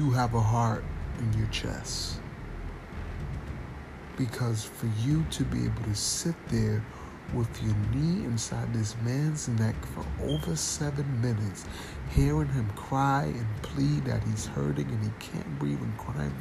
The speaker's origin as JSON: {"language": "English", "country": "United States", "tie": "born or raised there", "said": "as a young black man growing up in America"}